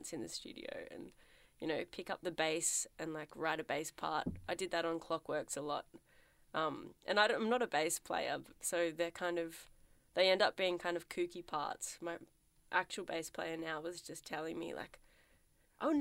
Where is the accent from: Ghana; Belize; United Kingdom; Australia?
Australia; Melbourne, Victoria; I'm from Melbourne, which is in Victoria, which is in Australia